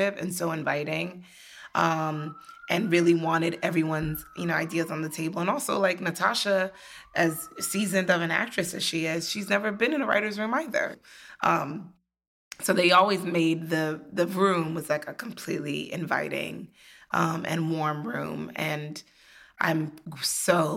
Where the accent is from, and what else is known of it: United States; born or raised there